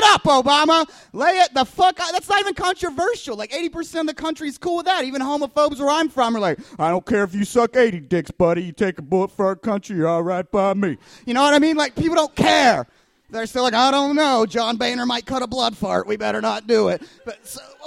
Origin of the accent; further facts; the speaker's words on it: Kentucky, United States; now in Chicago, United States; I'm from Kentucky originally